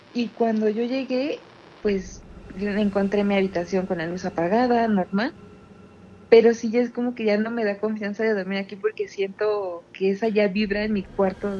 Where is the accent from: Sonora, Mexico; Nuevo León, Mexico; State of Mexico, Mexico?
State of Mexico, Mexico; De el Estado de México